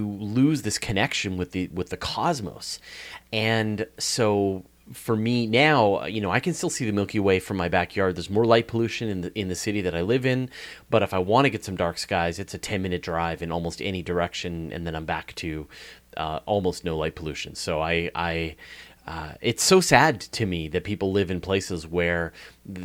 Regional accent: Hornby Island, British Columbia, Canada; accent: Canadian; also born or lived in Vancouver Island; I grew up on a small island off the west coast of Canada called Hornby Island

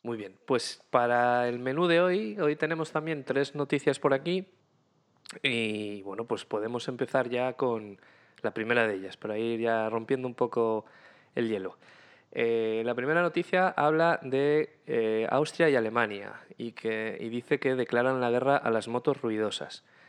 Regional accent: Asturias, Spain; moved away; en mi tierra, en las Asturias

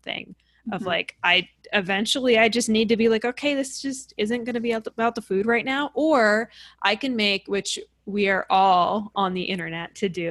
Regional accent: New York, United States; I'm from New York

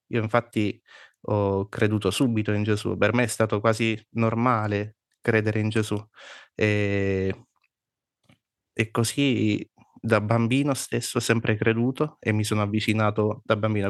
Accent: Abruzzo, Italy; io sono nato sempre in Abruzzo, però i miei genitori non sono, non sono

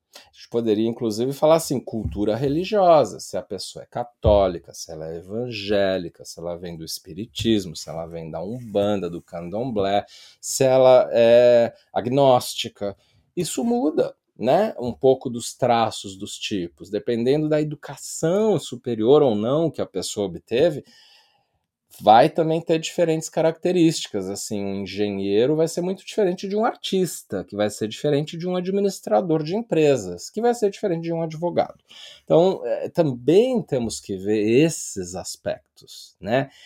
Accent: Brazil; E eu estou falando isso como brasileiro

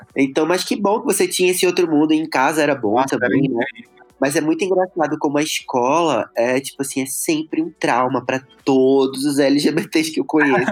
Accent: Recife, Pernambuco, Brazil; eu nasci em Recife, né, e morava lá

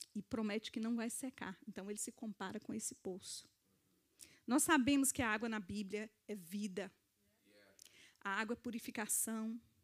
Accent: Brazil; moved away

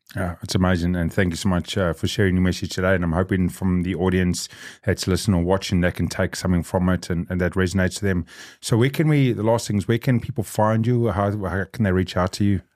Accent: South Africa; now in New Zealand; I'm South African. I grew up on the other side of that coin.

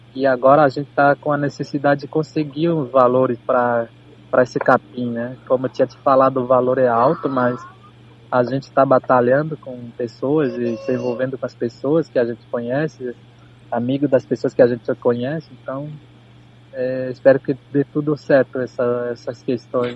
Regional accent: Viamão, Rio Grande do Sul, Brazil; somos nós aqui de Itapuã

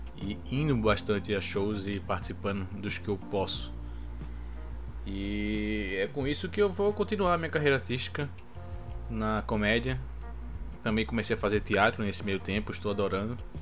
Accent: Brazil; eu sou brasileiro

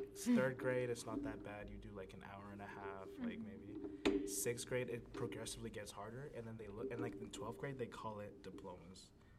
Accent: Canada; now in United States; I'm an immigrant from the land of maple syrup. I'm from Canada. I'm a Canadian.

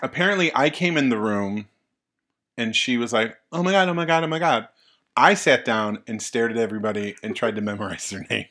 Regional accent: Tonawanda, New York, United States; the town of Tonawanda. New York, yeah, where I'm from

